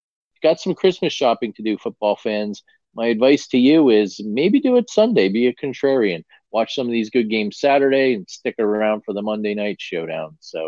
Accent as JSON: {"language": "English", "region": "New Jersey", "country": "United States", "tie": "born or raised there", "moved": "yes", "lives_now": "West Coast, United States", "said": "my days as a youngster growing up in North Jersey, just across the river from New York City."}